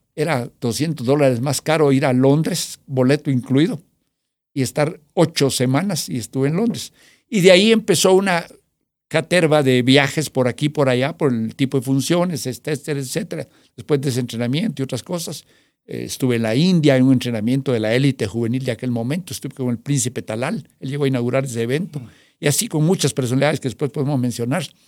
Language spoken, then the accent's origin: Spanish; Guatemala; vengo de Guatemala